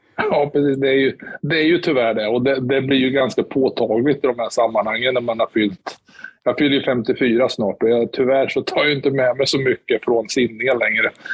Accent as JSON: {"language": "Swedish", "town": "Motala", "region": "Östergötland", "country": "Sweden", "tie": "born or raised there", "also_born_or_lived": "Stockholm", "moved": "yes", "lives_now": "Linköping, Sweden", "said": "jag är uppväxt i Motala"}